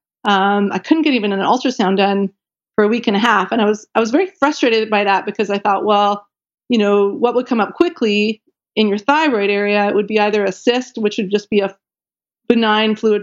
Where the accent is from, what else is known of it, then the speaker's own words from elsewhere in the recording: Canada; I'm Canadian, and I was in Canada at the time